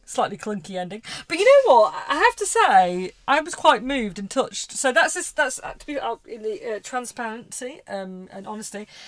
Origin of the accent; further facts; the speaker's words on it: England, United Kingdom; obviously I'm English, uh, well British